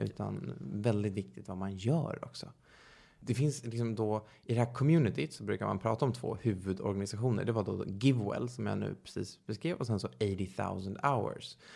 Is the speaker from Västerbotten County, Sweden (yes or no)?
no; Stockholm, Stockholm County, Sweden; född och uppvuxen i Stockholm